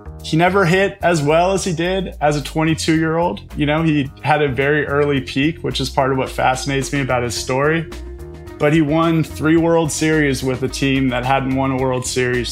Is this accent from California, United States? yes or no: yes; San Francisco, California, United States; I am from San Francisco